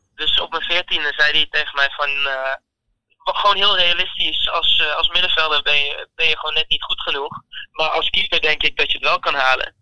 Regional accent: Bramhall, North West England, United Kingdom; also born or lived in Deventer, Netherlands / Venlo, Netherlands; now in Netherlands; Ik ben in Bramhall geboren

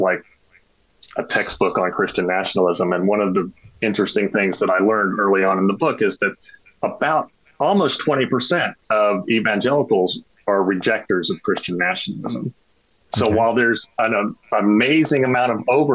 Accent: Texas, United States; I grew up in Texas

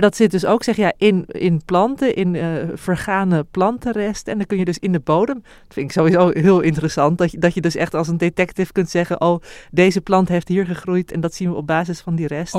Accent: Heemstede, North Holland, Netherlands; ik ben opgegroeid in Heem-, in Heemstede

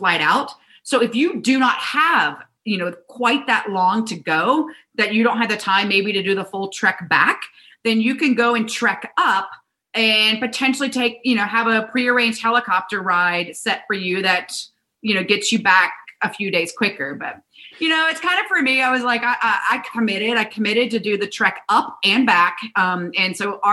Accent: South Carolina, United States; I grew up in South Carolina

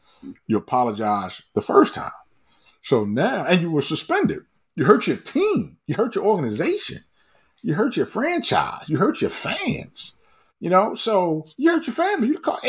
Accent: Baltimore, Maryland, United States; growing up on Myrtle Avenue in West Baltimore

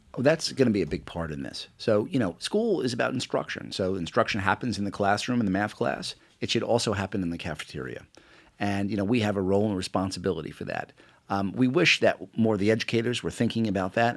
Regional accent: New York City, New York, United States; moved away as an adult; also born or lived in England; I grew up in Queens as an Attleboro kid

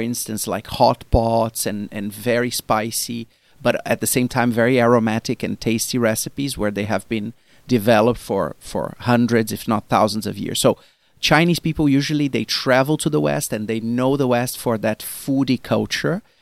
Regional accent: Brazil; moved away; me as a Brazilian, I come from Brazil originally

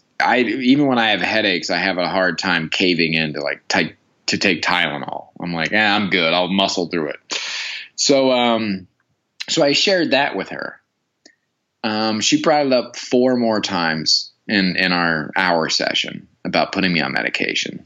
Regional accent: Midwest, United States; now in Los Angeles, United States; I grew up in the Midwest

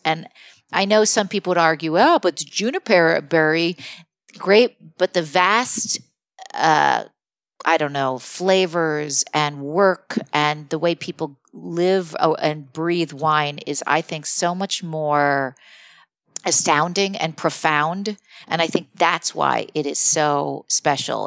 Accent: Morristown, New Jersey, United States; I'm from New Jersey

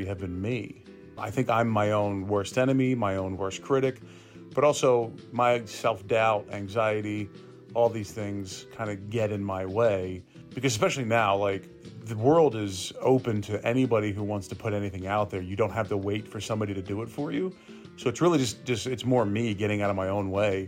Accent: Gwinnett County, Georgia, United States; also born or lived in Florida; now in Atlanta, United States; I grew up in Gwinnett County

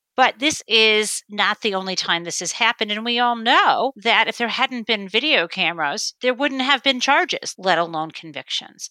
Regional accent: northwest suburbs of Detroit, suburb of Michigan, United States; when I grew up in the suburb of Michigan, it was highly segregated

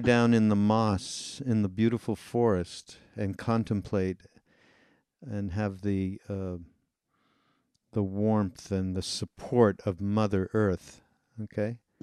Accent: Montreal, Quebec, Canada; I'm from Montreal. I'm Canadian

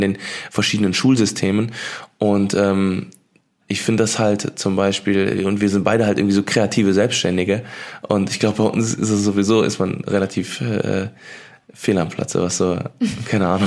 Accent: Cologne, North Rhine-Westphalia, Germany; hier bei uns in Köln

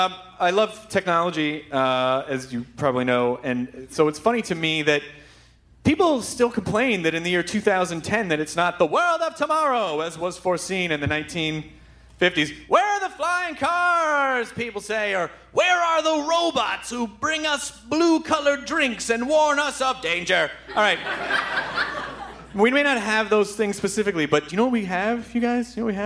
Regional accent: Memphis, Tennessee, United States; And when I was in eighth grade, I grew up in Memphis.

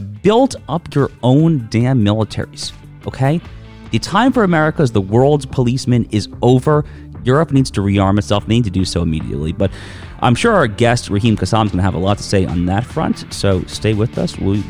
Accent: United States; as an American

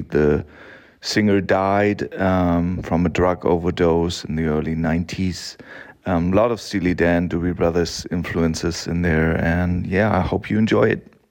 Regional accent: Hamburg, Germany; from Hamburg in Germany

